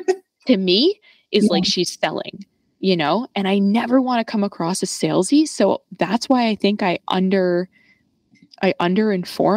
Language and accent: English; New York, United States; growing up in New York